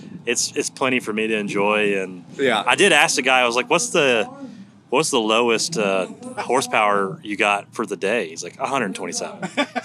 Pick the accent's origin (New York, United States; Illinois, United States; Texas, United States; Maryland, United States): Texas, United States; now in Nashville, United States; I'm from Texas.